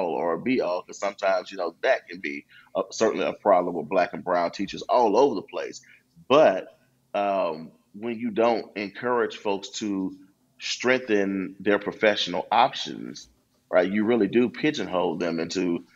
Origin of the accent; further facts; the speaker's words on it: Memphis, Tennessee, United States; I'm back here in my hometown in Memphis.